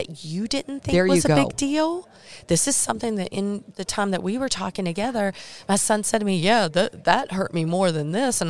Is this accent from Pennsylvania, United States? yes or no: no; North Carolina, United States; Because sometimes, you know, I'm from Eastern North Carolina. My vocabulary and words are a little different.